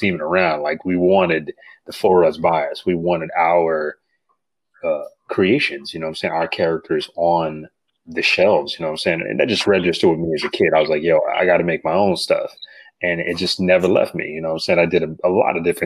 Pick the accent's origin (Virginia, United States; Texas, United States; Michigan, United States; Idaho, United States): Michigan, United States; Grand Rapids; I came from Grand Rapids, Michigan, a small town